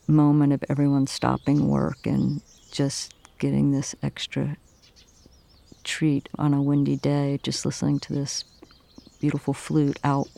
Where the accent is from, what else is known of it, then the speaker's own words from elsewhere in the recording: Miami, Florida, United States; now in New York, United States; I'm from Miami, and the Pacific Northwest is just the visualness of it was so extremely different than Miami, where I came from.